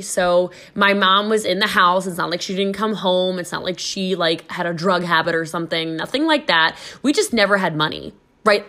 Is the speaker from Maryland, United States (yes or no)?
yes; Maryland, United States; was born and raised in Maryland